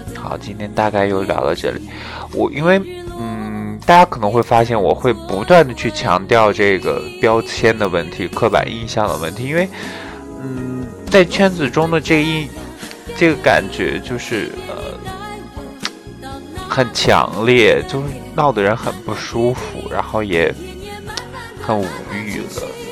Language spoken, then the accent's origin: Chinese; Shanxi, China; 我说我是山西人